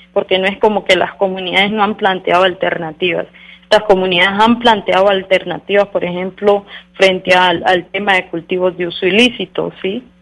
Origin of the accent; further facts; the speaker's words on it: Colombia; como colombianos y colombianas